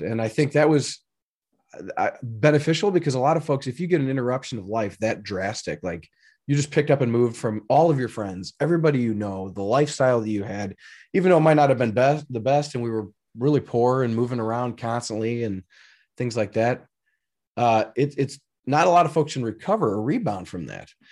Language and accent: English; Elgin, Illinois, United States; I grew up in Elgin, Illinois, uh, which was not that far outside of Chicago